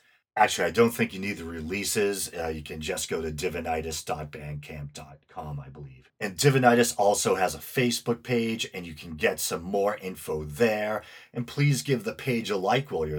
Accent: the Northeast US, United States; accent: Northeast US; as I'm sure you can tell from my accent, I'm in the US, the Northeast to be exact. I'm doing my best to round off my R's

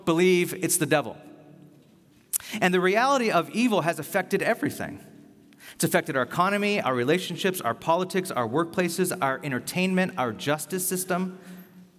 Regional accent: Bakersfield, California, United States; now in San Francisco, United States; I grew up in Bakersfield

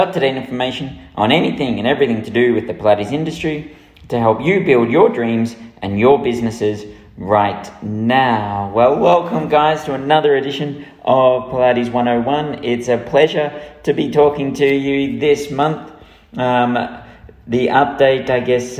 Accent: Melbourne, Victoria, Australia; now in United Kingdom; in Melbourne, who are my hometown

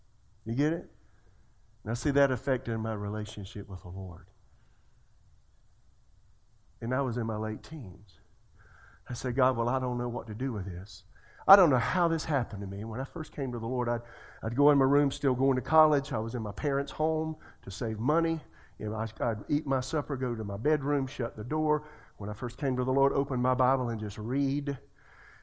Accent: Florence, South Carolina, United States; moved away; I'm from Florence, South Carolina

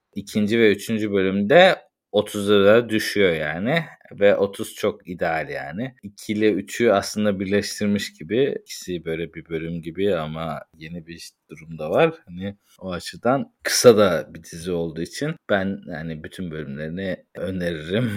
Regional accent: Turkey; moved away; yurt dışında yaşayan bir Türk olarak

